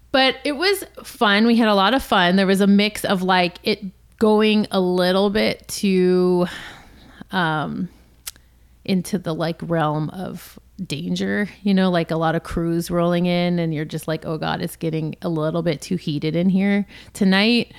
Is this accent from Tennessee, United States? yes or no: no; Los Angeles, California, United States; also born or lived in San Francisco; born and raised in Los Angeles